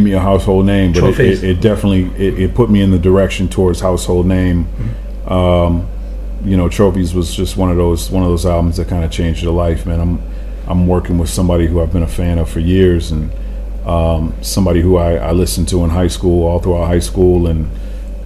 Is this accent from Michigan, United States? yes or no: yes; Grand Rapids, Michigan, United States; also born or lived in Detroit; I grew up in Grand Rapids